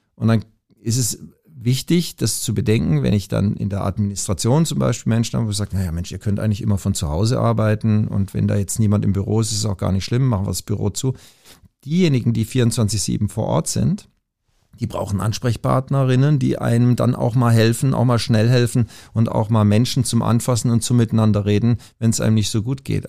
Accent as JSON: {"language": "German", "town": "Pforzheim", "region": "Baden-Württemberg", "country": "Germany", "tie": "born or raised there", "also_born_or_lived": "Langenfeld / Tübingen", "moved": "as an adult", "lives_now": "Hamburg, Germany", "said": "ich bin in Pforzheim aufgewachsen"}